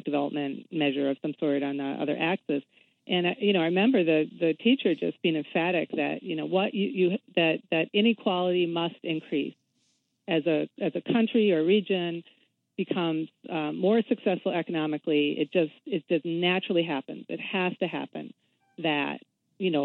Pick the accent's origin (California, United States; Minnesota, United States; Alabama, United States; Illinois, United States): Minnesota, United States; I grew up in Minnesota